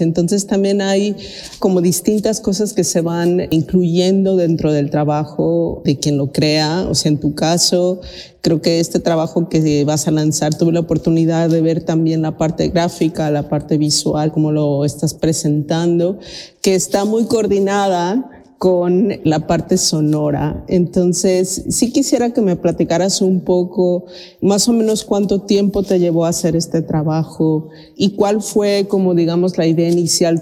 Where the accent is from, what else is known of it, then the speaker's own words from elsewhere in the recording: Mexico; now in Sweden; soy de México, vivo en Suecia